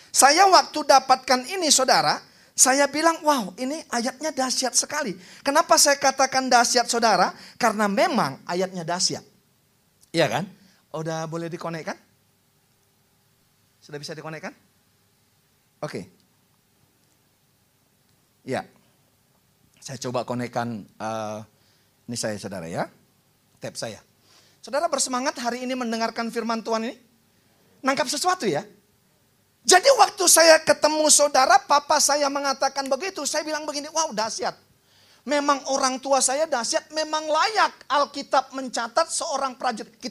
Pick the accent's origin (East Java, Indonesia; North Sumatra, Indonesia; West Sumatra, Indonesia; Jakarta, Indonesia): North Sumatra, Indonesia; Karena kami orang Batak saudara namanya perlindungan saudara.